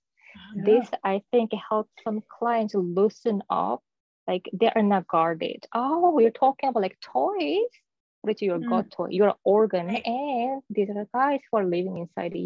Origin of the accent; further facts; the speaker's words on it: South Korea; moved away; I was born and raised in South Korea